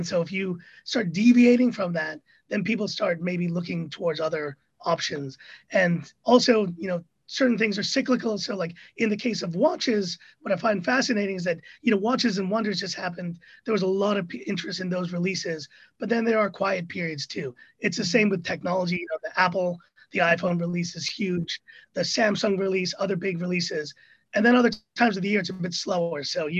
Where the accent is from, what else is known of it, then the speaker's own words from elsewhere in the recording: Hong Kong; also born or lived in Manila, Philippines; I'm from El Salvador, but I was born in Manila, but I lived in Hong Kong, and I went to international school, and I sound American only because my school was American and my friends were American, but I'm from Hong Kong.